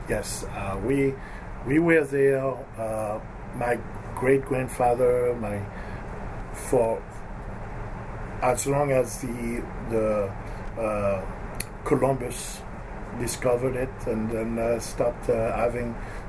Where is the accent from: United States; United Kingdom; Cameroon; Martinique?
Martinique; Well, it's a small island, and it's a lot of everything with water sports.